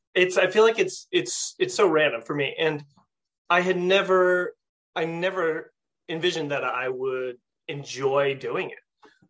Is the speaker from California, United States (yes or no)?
yes; California, United States; moved away as an adult; now in upstate New York, United States; I'm from California